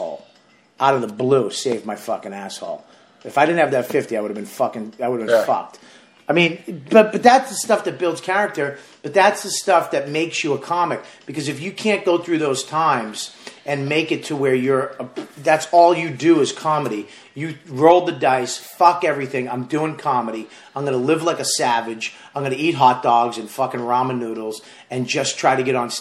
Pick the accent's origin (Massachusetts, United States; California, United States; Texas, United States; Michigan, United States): Massachusetts, United States; Boston; moved away as an adult; also born or lived in New York City; That was my hometown